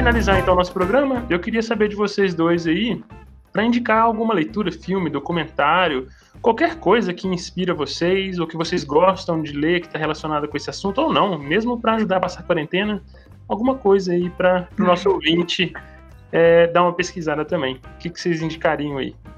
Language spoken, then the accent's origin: Portuguese; Minas Gerais, Brazil; Eu sou mineiro